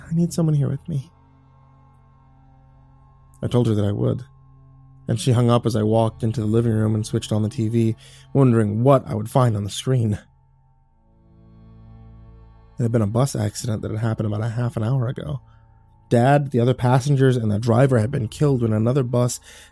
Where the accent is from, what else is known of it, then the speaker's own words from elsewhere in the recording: Texas, United States; I'm from Texas